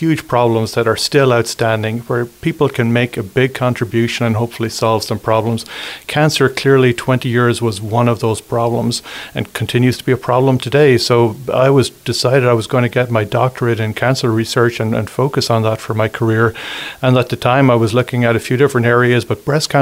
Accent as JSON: {"language": "English", "country": "Ireland", "tie": "born or raised there", "also_born_or_lived": "London / San Francisco / New York City", "moved": "as an adult", "lives_now": "La Crosse, United States", "said": "I'm from Ireland originally. So I spent my first 20 years in Ireland"}